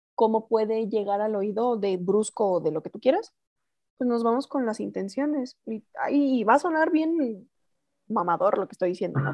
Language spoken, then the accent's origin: Spanish; Chihuahua, Mexico; moved away as an adult; now in Mexico City, Mexico; yo soy de Chihuahua, llego a Ciudad de México el 22 de julio del 2013